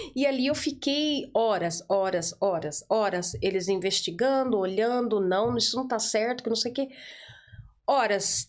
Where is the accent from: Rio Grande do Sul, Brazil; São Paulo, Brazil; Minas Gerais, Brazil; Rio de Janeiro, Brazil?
São Paulo, Brazil; first language Portuguese; moved away as an adult; now in Ireland; eu sou de São Paulo